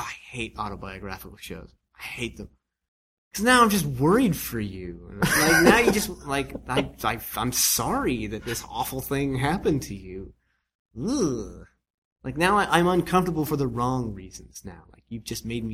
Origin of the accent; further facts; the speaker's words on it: Nova Scotia, Canada; I'm from Nova Scotia